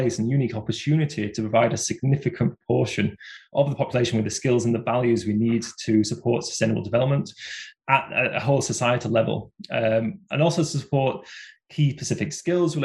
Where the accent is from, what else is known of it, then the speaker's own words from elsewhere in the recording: Bradford, Yorkshire and the Humber, United Kingdom; it was in my home city. So I come from Bradford